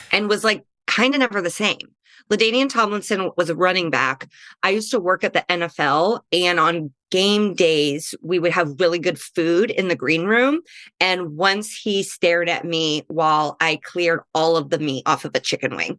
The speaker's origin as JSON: {"language": "English", "region": "Midwest", "country": "United States", "moved": "yes", "lives_now": "Los Angeles, United States", "said": "I'm a Midwesterner in L"}